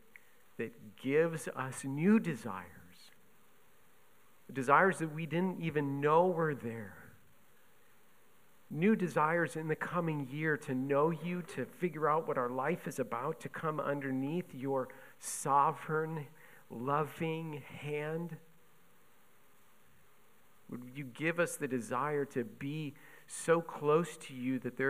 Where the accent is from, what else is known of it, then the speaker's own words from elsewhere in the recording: Buffalo, New York, United States; moved away; I grew up in Buffalo